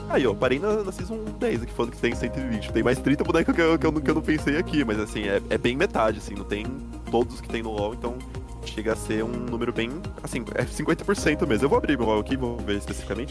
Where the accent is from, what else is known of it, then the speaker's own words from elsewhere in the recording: Brazil; eu sou brasileiro